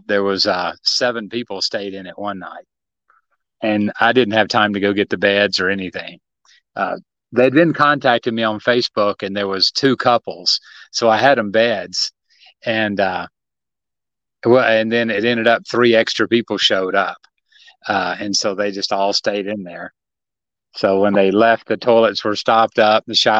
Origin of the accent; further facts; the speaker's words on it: Tennessee, United States; moved away; I grew up in Tennessee